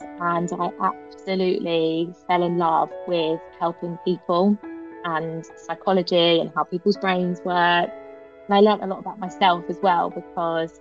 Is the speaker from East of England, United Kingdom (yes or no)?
yes; Hertfordshire, East of England, United Kingdom; also born or lived in London; I was born in London, lived there for a few years before I eventually moved to Hertfordshire